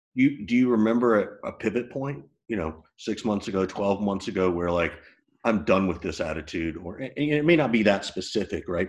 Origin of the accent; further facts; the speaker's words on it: the South, United States; I grew up in the South.